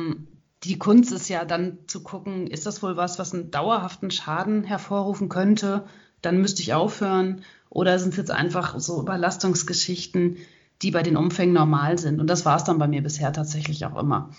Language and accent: German; Hagen, North Rhine-Westphalia, Germany; ich komme aus Hagen